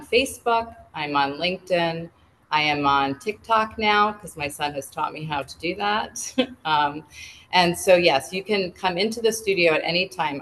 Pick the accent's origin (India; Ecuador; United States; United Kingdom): United States; New England; moved away as an adult; now in Pennsylvania, United States; I grew up in New England